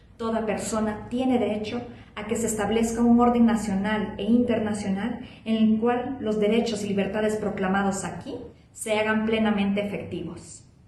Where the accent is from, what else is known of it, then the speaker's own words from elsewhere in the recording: Honduras; now in Mexico City, Mexico; soy hondureña, vivo en la Ciudad de México